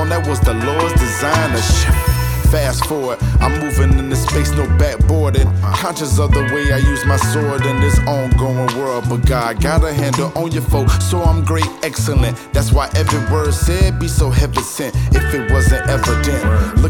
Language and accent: English; Jacksonville, Florida, United States; my hometown, Duval County, Jacksonville, Florida